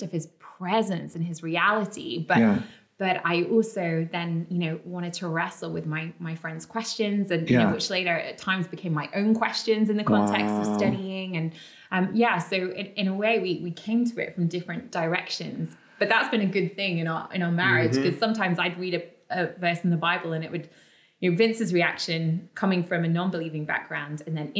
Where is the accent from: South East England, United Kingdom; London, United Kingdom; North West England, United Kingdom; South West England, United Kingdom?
London, United Kingdom; also born or lived in Oxford; I grew up in London